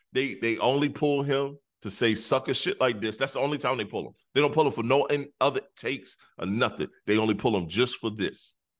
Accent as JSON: {"language": "English", "region": "South Carolina", "country": "United States", "said": "I am from South Carolina"}